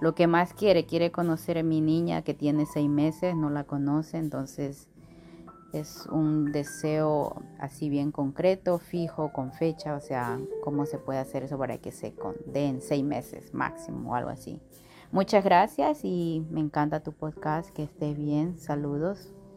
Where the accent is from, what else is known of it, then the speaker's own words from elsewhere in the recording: Ecuador; now in California, United States; soy de Ecuador, vivo en California.